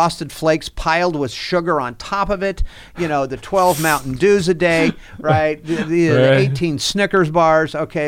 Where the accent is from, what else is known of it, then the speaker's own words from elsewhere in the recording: Fresno, California, United States; born and raised there